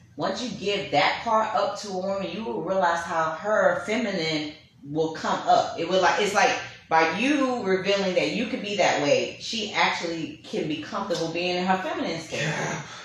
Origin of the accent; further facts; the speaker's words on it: New York City, New York, United States; I'm from Brooklyn, New York. I'm Panamanian and Bahamian